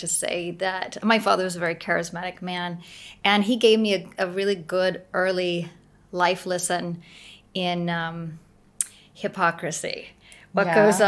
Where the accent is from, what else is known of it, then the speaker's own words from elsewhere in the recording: Arkansas, United States; I grew up in Arkansas, in the South, in America.